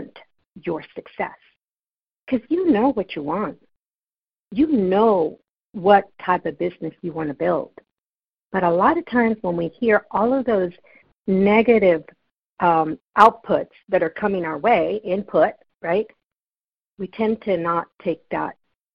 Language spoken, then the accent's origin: English; California, United States; I'm from California